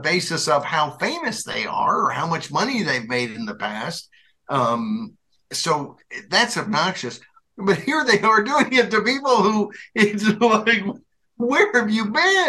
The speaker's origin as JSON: {"language": "English", "region": "Arkansas", "country": "United States", "tie": "born or raised there", "said": "my former home state, not former, I guess it's my home state when I was a kid, I guess that's former home, whatever."}